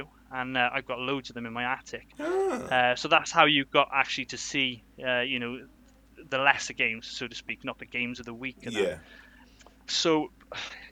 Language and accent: English; Wales, United Kingdom; I'm Welsh